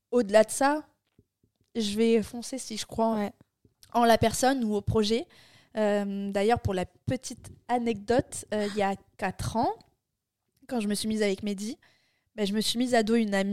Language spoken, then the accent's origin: French; France; Euh, je suis une française